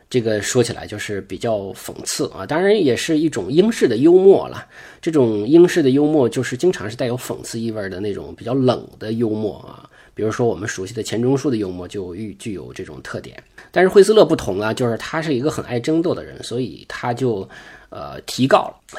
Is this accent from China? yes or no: yes; China; 我们中国人